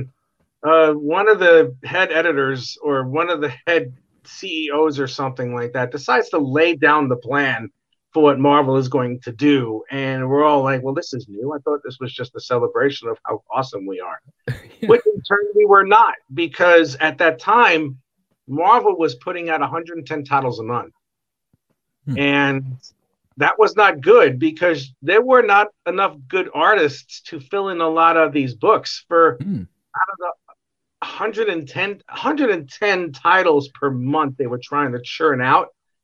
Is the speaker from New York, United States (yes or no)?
yes; New York City, New York, United States; moved away; I used to live in New York City, and I was born in Brooklyn